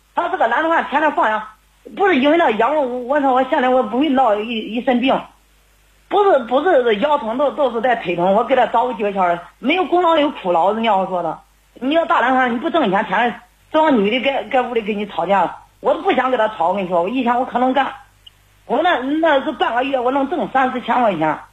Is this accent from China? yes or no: yes; Xinyang, Henan, China; moved away as an adult; now in Nanyang, China; 我是信阳的